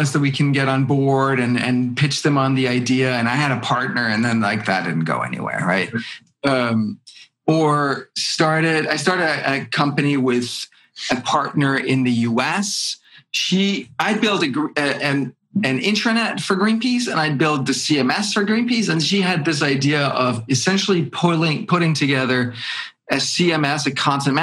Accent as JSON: {"language": "English", "country": "Denmark", "tie": "born or raised there", "moved": "yes", "said": "I'm born in Denmark"}